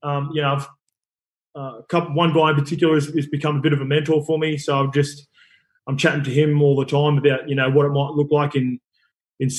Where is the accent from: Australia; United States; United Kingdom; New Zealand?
Australia; Sydney, New South Wales; I grew up in Western Sydney, so like everything's been footy like pretty much my whole life